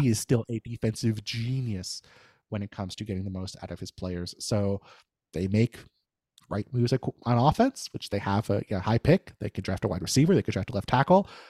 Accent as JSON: {"language": "English", "region": "New York", "country": "United States", "said": "I'm from New York"}